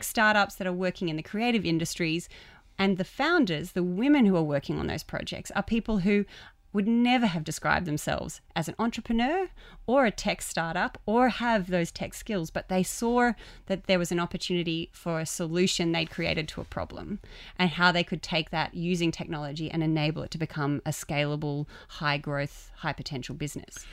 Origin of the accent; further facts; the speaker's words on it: Queensland, Australia; I'm from Queensland